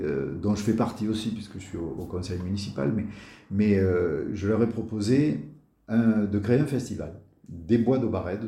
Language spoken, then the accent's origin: French; Marseille, Provence-Alpes-Côte d'Azur, France; moved away as an adult; je suis marseillais, j'y ai vécu pendant une euh, trentaine d'années, mes, mes 30 premières années